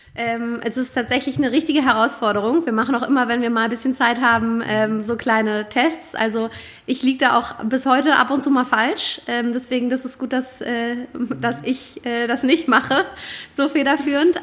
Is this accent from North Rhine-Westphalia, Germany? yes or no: no; Berlin, Germany; moved away as an adult; also born or lived in London / Paris; gebürtig, bin ich Berlinerin, meine ganze Familie lebt da auch, ich bin da aufgewachsen